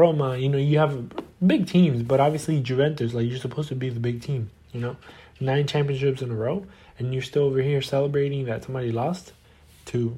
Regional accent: Argentina; my country, obviously, I'm from Argentina and I support Boca Juniors

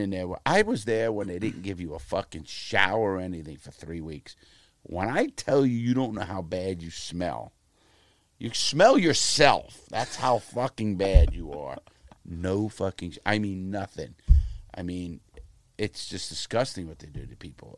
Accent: New York City, New York, United States; moved away as an adult; also born or lived in Fort Lauderdale; now in Portland, United States; Bronx and Brooklyn. I was born in the Bronx, and then we moved up in the world, you wanna call it. When I got out, I was, I was in Brooklyn

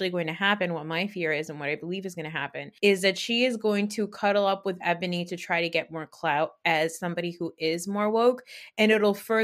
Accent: New Jersey, United States; I'm Muslim, but I grew up in North Jersey

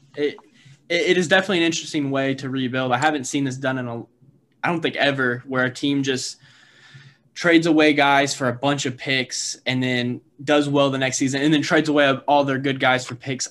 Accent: Indiana, United States; I'm from Indiana

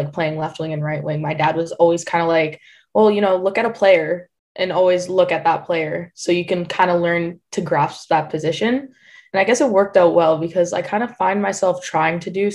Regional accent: Windsor, Ontario, Canada; I'm from Windsor, Ontario, Canada

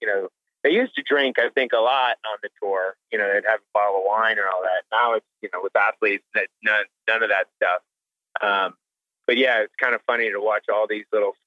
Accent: Atlanta, Georgia, United States; now in Austin, United States; Atlanta, my hometown

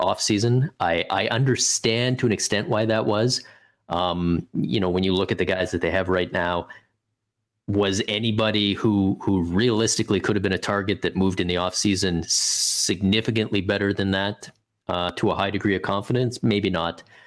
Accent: Canada; for me as a Canadian

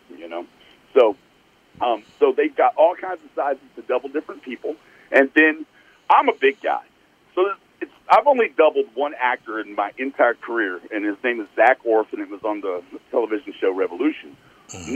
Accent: East Texas, United States; I grew up in East Texas

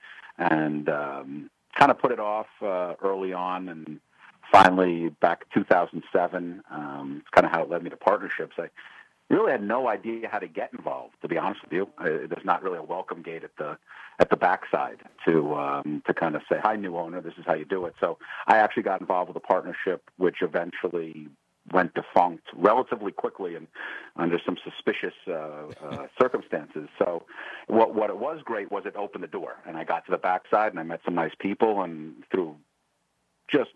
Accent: Boston, Massachusetts, United States; I grew up in Boston

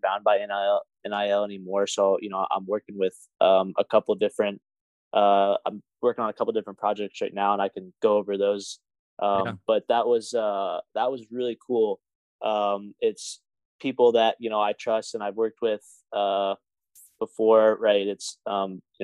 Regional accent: Evansville, Indiana, United States; moved away; in Evansville, Indiana, and which is my hometown

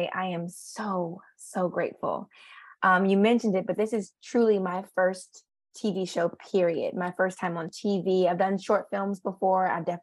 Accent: Richmond, Virginia, United States; moved away as an adult; also born or lived in Philadelphia, Pennsylvania / New York; I am from Richmond, Virginia

